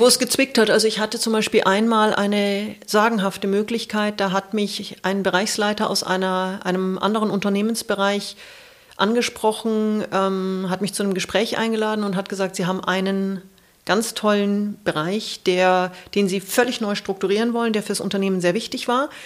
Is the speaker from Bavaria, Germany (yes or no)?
yes; Munich, Bavaria, Germany; moved away as an adult; also born or lived in New Zealand / Asia; als Münchner Kindle